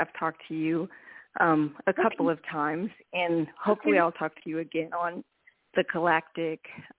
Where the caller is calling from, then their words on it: Reno, Nevada, United States; I'm calling from Reno, Nevada.